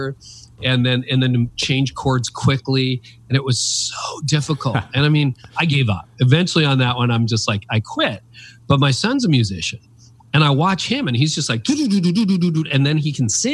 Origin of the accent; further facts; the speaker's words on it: Canada; I've lived in Canada my whole life.